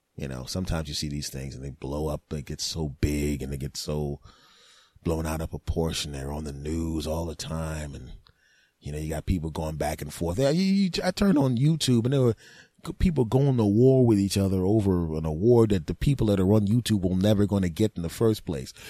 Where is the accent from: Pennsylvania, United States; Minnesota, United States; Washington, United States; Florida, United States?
Pennsylvania, United States; Philadelphia; moved away; also born or lived in Los Angeles / New Jersey; growing up in Philadelphia back in the day, uh, before I moved to Lo-, Los Angeles, New Jersey